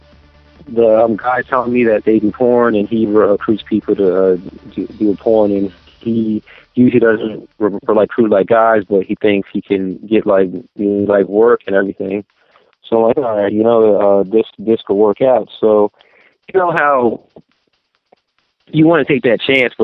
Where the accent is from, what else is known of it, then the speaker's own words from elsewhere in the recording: Camden, New Jersey, United States; also born or lived in Hamilton, New Jersey; I'm originally from New Jersey. I'm actually from South Jersey. I was born in like Camden